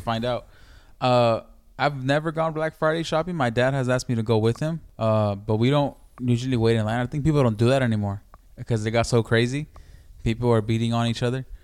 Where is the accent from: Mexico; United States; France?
Mexico; Mexico City; where I'm from, I'm from Mexico City, in DF